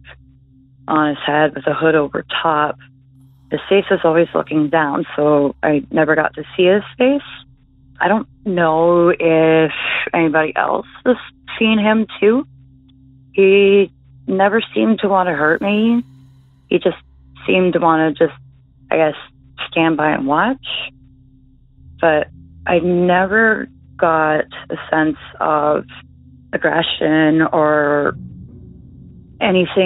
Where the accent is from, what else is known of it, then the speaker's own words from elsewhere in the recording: Belleville, Ontario, Canada; my hometown